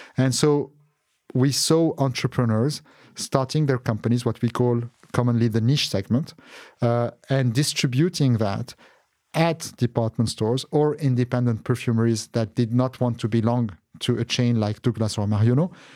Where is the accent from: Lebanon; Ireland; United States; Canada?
Lebanon; Beirut, Beirut Governorate; moved away; also born or lived in Qatar; as a child, I was born in Beirut, Lebanon